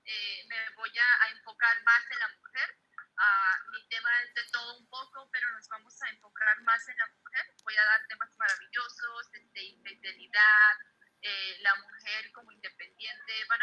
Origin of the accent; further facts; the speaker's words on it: Lagos de Moreno, Jalisco, Mexico; Soy originaria de Lagos de Moreno, Jalisco. Soy mexicana.